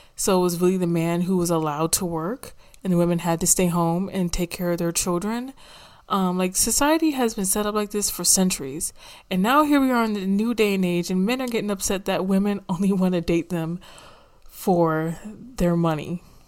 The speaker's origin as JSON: {"language": "English", "country": "United States", "said": "I don't really like having to claim America, but that's where the hell I'm from"}